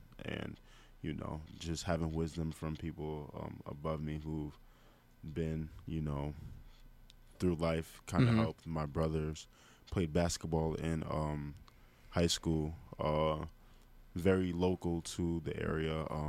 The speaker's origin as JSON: {"language": "English", "town": "Queens", "region": "New York", "country": "United States", "tie": "born or raised there", "said": "Queens is very interesting. it's usually a very good area. Where I live is a decent area."}